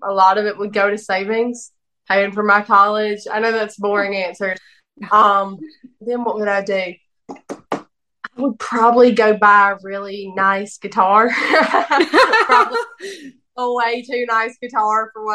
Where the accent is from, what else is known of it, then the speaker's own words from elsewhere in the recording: the South, United States; I'm from the South